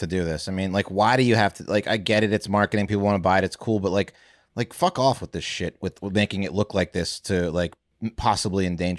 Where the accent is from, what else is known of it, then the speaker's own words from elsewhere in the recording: Reston, Virginia, United States; I'm from Reston, Pat.